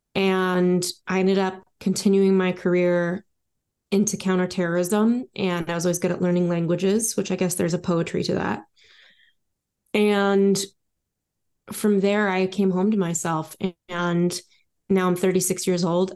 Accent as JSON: {"language": "English", "town": "Los Angeles", "region": "California", "country": "United States", "tie": "born or raised there", "also_born_or_lived": "Paris / London / New York / Miami", "moved": "yes", "said": "I was born in the Valley in Los Angeles, California, and I've lived many, many places since then"}